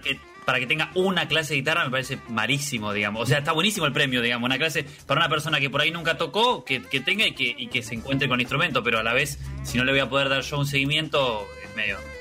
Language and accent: Spanish; Argentina; somos de acá